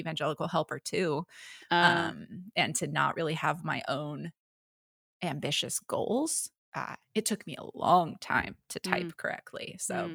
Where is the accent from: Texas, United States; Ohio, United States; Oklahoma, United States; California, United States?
California, United States; San Jose; also born or lived in Portland; now in San Diego, United States; I've lived in San Jose, California is where I grew up, and then I moved up to Portland and now I'm in San Diego